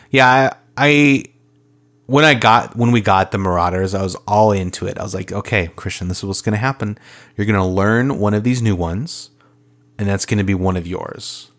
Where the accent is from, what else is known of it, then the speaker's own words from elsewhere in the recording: Minnesota, United States; we are from Minnesota.